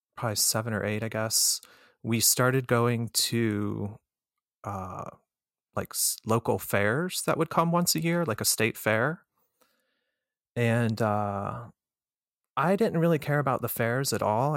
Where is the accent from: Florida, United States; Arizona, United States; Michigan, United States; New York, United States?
Florida, United States; moved away as an adult; also born or lived in Colorado / Chicago; I was born in Colorado, and my parents separated, and when I was about two, and my mother and I moved from Colorado to Florida. So, when I was growing up in Florida